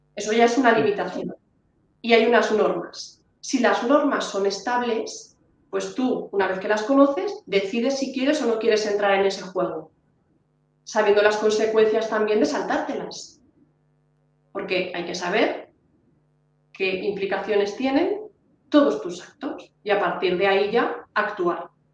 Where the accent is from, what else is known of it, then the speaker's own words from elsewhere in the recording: Honrubia, Castilla-La Mancha, Spain; Yo que soy de Onrubia, Cuenca